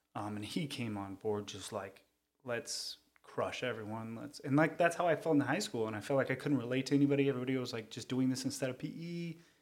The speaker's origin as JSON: {"language": "English", "town": "Cerritos", "region": "California", "country": "United States", "tie": "born or raised there", "said": "I'm from Cerritos, California. Uh, not born, but raised, um, but Southern California native."}